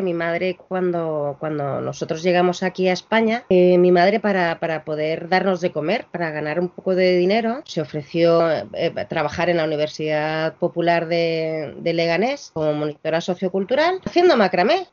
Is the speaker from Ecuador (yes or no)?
no; Chile; also born or lived in Argentina; now in Madrid, Spain; Yo soy chilena, tenemos mucha mezcla de sangres